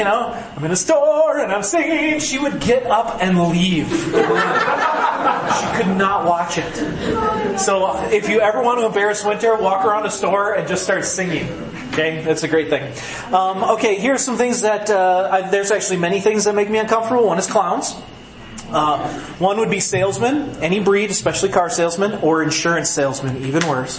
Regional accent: Green Bay, Wisconsin, United States; now in Rapid City, United States; I grew up in Green Bay, Wisconsin

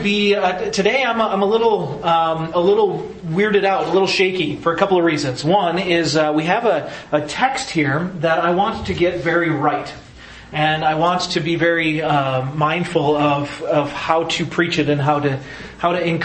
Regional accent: Wisconsin, United States; accent: Wisconsin; my Wisconsin accent

